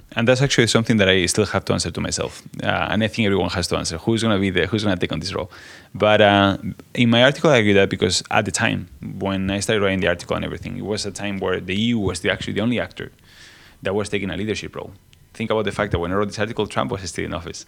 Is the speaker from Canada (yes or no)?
no; Spain; I come from Spain, so I come from the context of the European Union